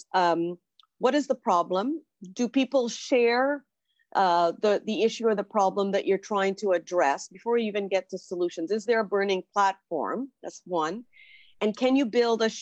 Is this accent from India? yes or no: no; Trinidad & Tobago; moved away as an adult; now in Toronto, Canada; I was born in Trinidad in the Caribbean, came to Toronto to do university and stayed.